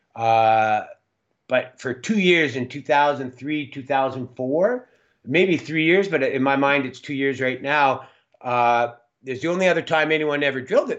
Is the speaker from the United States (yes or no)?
no; Calgary, Alberta, Canada; now in Smithers, Canada; where I was born in Calgary.